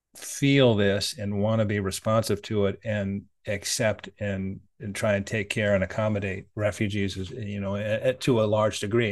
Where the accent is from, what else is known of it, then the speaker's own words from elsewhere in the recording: United States; as an American